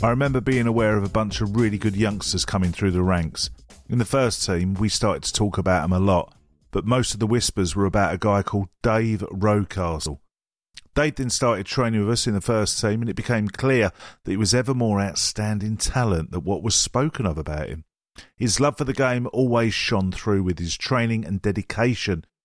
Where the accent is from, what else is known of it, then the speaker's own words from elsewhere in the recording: Dulwich, London, United Kingdom; I was from Dulwich at the time, and there was no one else in the changing room from South London.